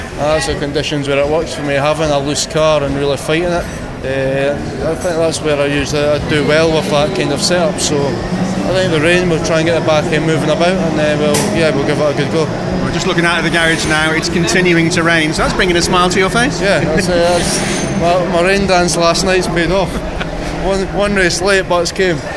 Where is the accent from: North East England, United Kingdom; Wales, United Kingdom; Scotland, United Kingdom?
Scotland, United Kingdom; I'm Scottish